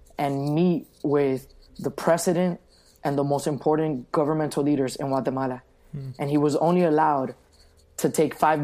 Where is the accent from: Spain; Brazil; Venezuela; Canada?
Venezuela; now in Miami, United States; Venezuela, which is my home country